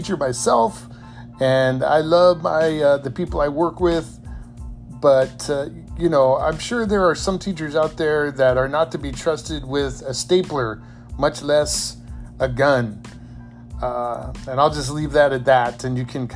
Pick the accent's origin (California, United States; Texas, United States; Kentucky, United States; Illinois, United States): California, United States; San Diego; as a kid growing up in San Diego